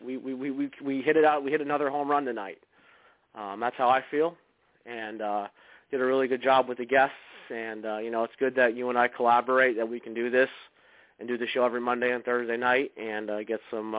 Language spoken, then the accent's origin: English; Northeast, United States; I'm from the Northeast and I live in Pennsylvania